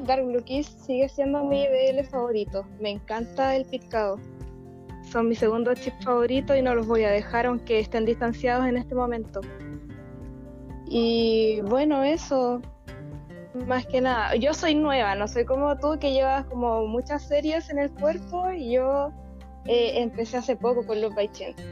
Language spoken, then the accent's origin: Spanish; southern Chile, Chile; soy de Chile, del sur de Chile